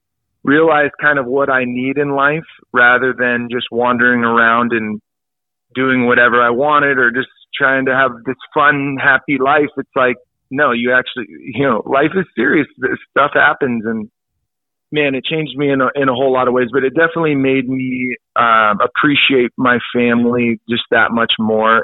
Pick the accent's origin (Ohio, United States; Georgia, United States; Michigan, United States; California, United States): California, United States; El Dorado Hills; growing up in El Dorado Hills, as you know, it's a very safe, friendly, you know, no problems neighborhood